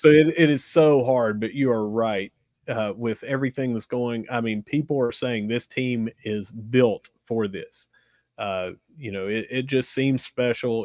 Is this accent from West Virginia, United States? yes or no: yes; Gilbert, West Virginia, United States; growing up where I grew up in Gilbert, if you played soccer, you probably got beat up